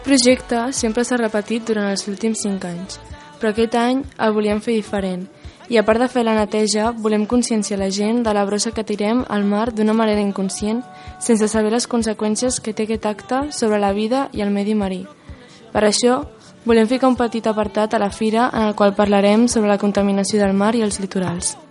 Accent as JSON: {"language": "Catalan", "town": "Cerdanyola del Vallès", "region": "Catalonia", "country": "Spain", "said": "tinc 16 anys i vinc de Cerdanyola del Vallès"}